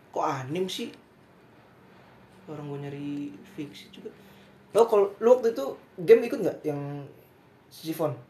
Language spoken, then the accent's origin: Indonesian; Jabodetabek, Indonesia; kalau karena kita anak Jabodetabek ya?